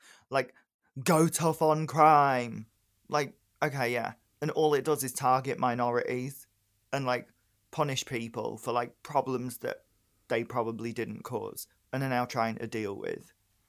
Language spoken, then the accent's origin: English; Northern England, United Kingdom; I live in the North. I was raised in the North. You wouldn't really hear it in my voice.